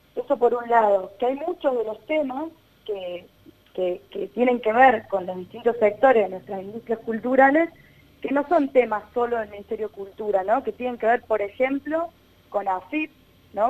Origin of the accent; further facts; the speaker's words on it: Río Cuarto, Córdoba, Argentina; soy de Río Cuarto